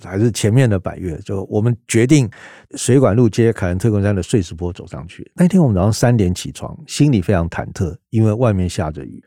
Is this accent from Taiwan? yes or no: yes; Taiwan; 我们台湾是一个人治的社会